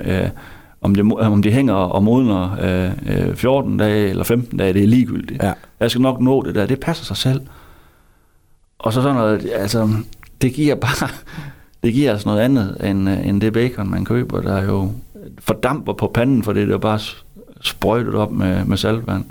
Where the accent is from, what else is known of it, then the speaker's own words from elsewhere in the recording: Hvide Sande, Central Denmark Region, Denmark; also born or lived in Harboøre; Men jeg voksede op i Hvide Sande